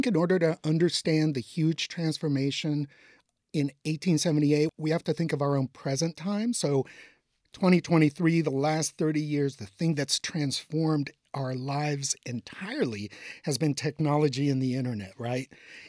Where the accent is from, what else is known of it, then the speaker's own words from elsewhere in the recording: San Diego, California, United States; moved away as an adult; also born or lived in Mexico City, Mexico / Tijuana, Mexico; now in Los Angeles, United States; I was born in Mexico City, grew up in Tijuana, San Diego.